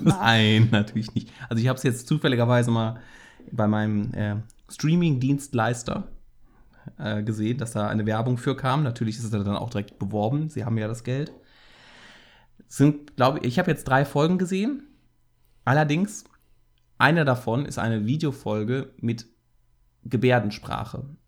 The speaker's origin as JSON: {"language": "German", "town": "Cologne", "region": "North Rhine-Westphalia", "country": "Germany", "said": "als äh, Kölner ist man ja auch leidgeprüfter FC-Fan."}